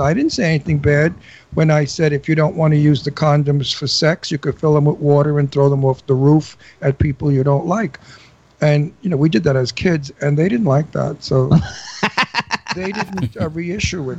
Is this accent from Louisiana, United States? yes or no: no; New York City, New York, United States; moved away as an adult; now in Los Angeles, United States; I'm from Brooklyn. I'm from Brooklyn